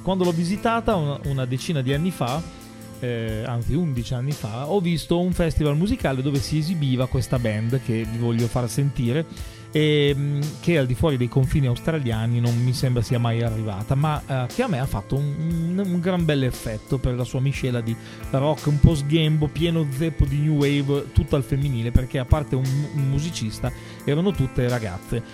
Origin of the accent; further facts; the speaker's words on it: Emilia-Romagna, Italy; provengono dalla mia Romagna